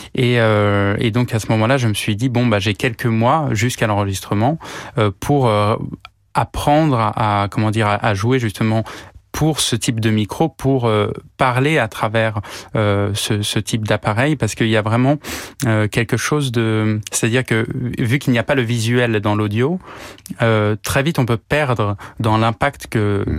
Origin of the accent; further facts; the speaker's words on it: Paris, Île-de-France, France; je suis né à Paris euh, de parents flûtistes